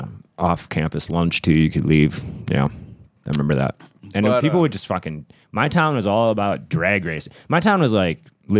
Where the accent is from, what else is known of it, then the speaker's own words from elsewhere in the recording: Ripon, Wisconsin, United States; also born or lived in Fond du Lac, Wisconsin; I was born in a little town called Ripon, Wisconsin.